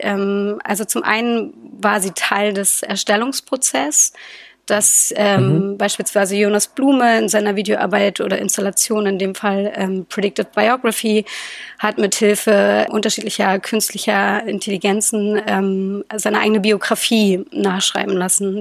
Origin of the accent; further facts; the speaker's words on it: Berlin, Germany; ich bin Berliner Kind